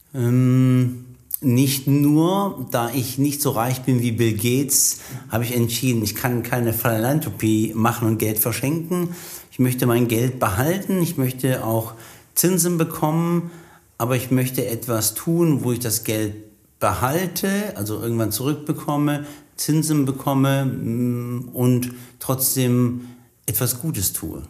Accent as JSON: {"language": "German", "country": "Germany", "said": "Wir sind ja Deutsche, wir sind Deutsche, bekannt für unser Engineering"}